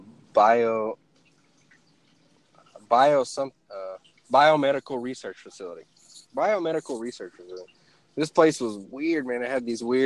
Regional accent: Oklahoma, United States; moved away as an adult; now in Virginia, United States; I'm from Oklahoma.

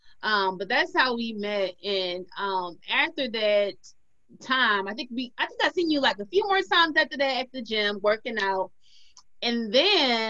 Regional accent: Detroit, Michigan, United States; I'm from Detroit

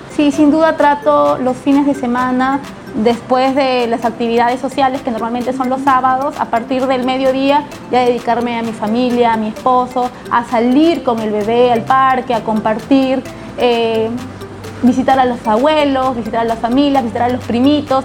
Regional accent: Lima, Peru; also born or lived in La Victoria, Lima / Santiago de Surco, Lima; yo nací en La Victoria, pero me crié entre Villa María del Triunfo

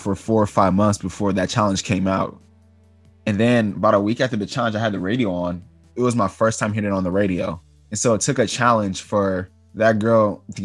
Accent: Oakland, California, United States; I'm from Oakland

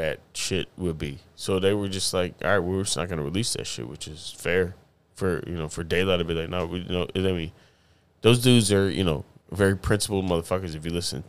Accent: Atlanta, the South, United States; I'm from the South, so my New York cousins brought this shit down like in the summertime

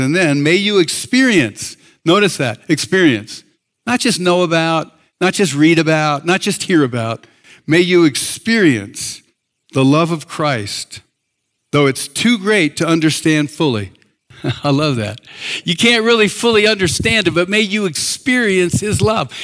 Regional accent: East Coast, United States; moved away; I grew up in the East Coast

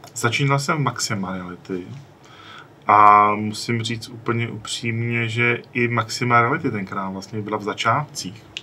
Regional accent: Czechia

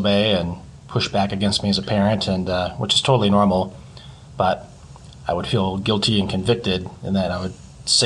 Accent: Grand Haven, Michigan, United States; also born or lived in Pensacola, Florida; I was born and raised in Grand Haven

